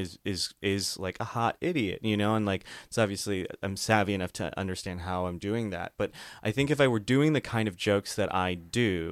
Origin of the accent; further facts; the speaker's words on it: outside of Chicago, Illinois, United States; moved away as an adult; also born or lived in New York; now in Los Angeles, United States; I grew up outside of Chicago